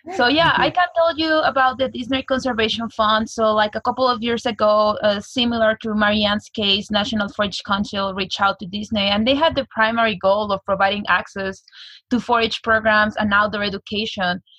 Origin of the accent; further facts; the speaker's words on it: Mexico City, Mexico; now in United States; I was born and raised in Mexico City